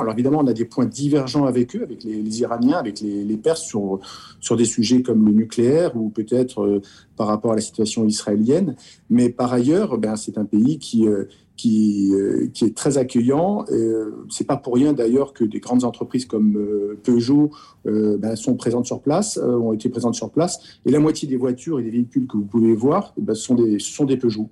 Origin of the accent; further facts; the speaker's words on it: France; en tant que Français, en tant qu'Européen.